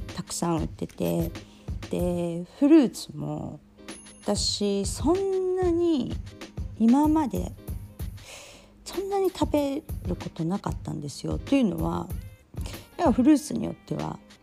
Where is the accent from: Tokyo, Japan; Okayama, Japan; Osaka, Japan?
Tokyo, Japan; moved away as an adult; now in Bodrum, Turkey; 私、まあ、東京出身